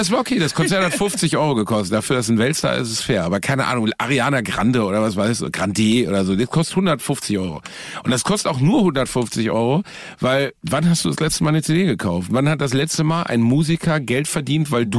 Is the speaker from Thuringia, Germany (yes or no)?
no; Gelsenkirchen, North Rhine-Westphalia, Germany; in Gelsenkirchen-Rothausen, wo ich herkomme